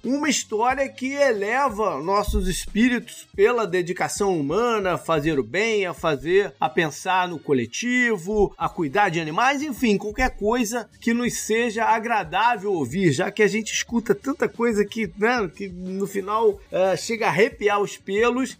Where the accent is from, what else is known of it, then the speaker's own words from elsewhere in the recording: Teresópolis, Rio de Janeiro, Brazil; now in United States; quando eu era adolescente em Teresópolis